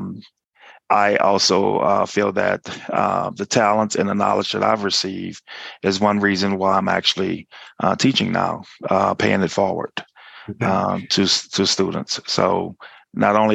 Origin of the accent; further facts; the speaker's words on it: New Orleans, Louisiana, United States; moved away as an adult; also born or lived in Lawrence, Kansas; now in Orlando, United States; I am originally from New Orleans, Louisiana